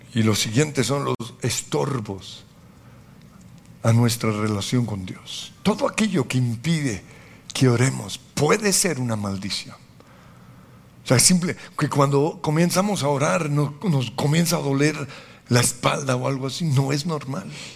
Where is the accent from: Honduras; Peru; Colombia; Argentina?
Colombia; como colombianos